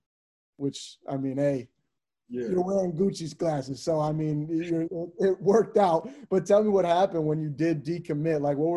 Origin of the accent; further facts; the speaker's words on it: Wisconsin, United States; this is my home state